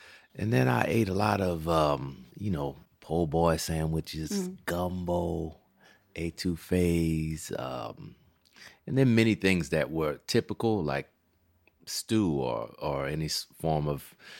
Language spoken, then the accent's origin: English; New Orleans, Louisiana, United States; New Orleans.